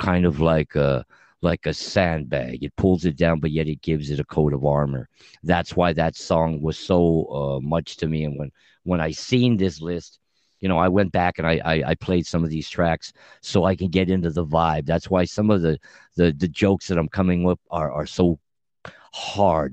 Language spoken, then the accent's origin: English; Montebello, California, United States; my homeboys that I grew up with in Montebello High School